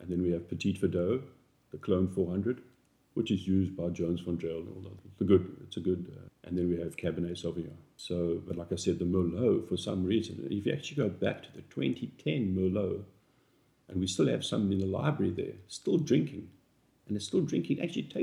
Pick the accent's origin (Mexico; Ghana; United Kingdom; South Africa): South Africa; moved away as an adult; now in North Carolina, United States; we grew up in South Africa where they've made wine for over 400 years